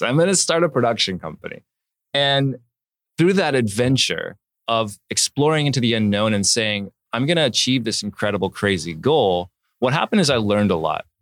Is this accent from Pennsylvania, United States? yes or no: no; Palm Springs, California, United States; moved away; also born or lived in Oregon / Hancock Park, Los Angeles; I was born in Oregon, and then I, I grew up, uh, as a baby, I grew up in a little town called Palm Springs